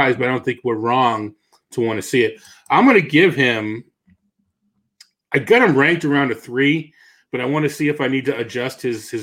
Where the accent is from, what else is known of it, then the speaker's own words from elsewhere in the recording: Missouri, United States; I'm from Missouri